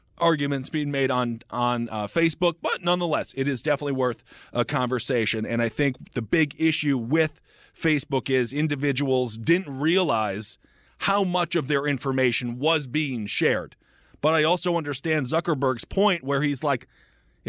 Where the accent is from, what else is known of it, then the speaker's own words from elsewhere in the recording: Wisconsin, United States; moved away; my home state of Wisconsin